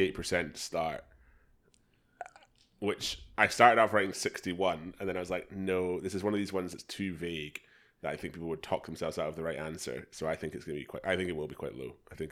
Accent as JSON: {"language": "English", "country": "United Kingdom", "said": "I'm going to test Louis on this because I don't think he would know this, and we're both British, so you know."}